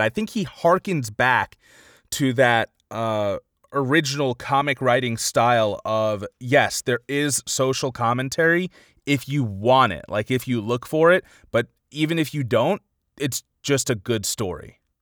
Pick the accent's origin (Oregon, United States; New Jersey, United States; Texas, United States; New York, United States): New York, United States; Long Island; I'm from Long Island